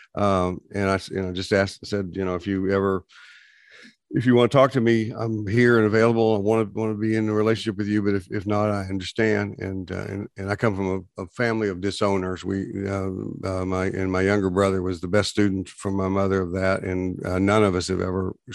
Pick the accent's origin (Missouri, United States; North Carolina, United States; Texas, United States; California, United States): Texas, United States; we grew up in Texas